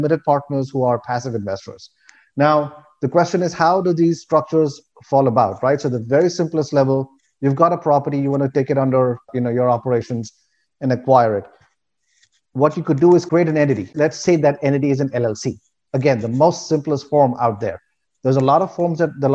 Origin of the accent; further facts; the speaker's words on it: India; moved away as an adult; now in United States; I'm originally from India. That's where I grew up